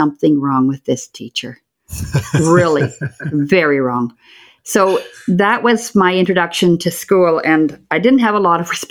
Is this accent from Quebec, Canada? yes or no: no; Port Alberni, British Columbia, Canada; also born or lived in Duncan, British Columbia; I grew up in Port Alberni.